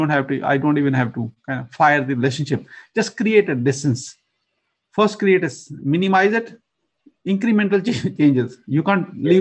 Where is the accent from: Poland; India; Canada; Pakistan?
Pakistan; moved away as an adult; now in Atlanta, United States; I was born in a remote village countryside in Pakistan